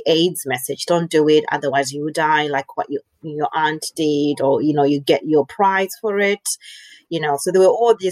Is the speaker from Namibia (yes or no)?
yes; Namibia; moved away as an adult; also born or lived in Zimbabwe / Zambia; now in Australia; I was born in Zimbabwe, but I was raised in Namibia.